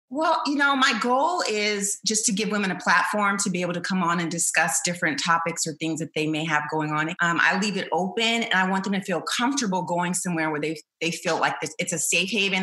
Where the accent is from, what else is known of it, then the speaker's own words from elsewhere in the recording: Chandler, Arizona, United States; I was raised in Chandler, Arizona